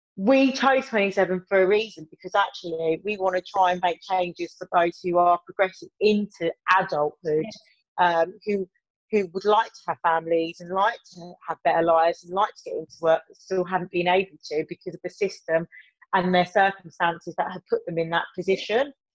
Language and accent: English; Birmingham, West Midlands, United Kingdom; accent: Brummie; my terrible Brummy accent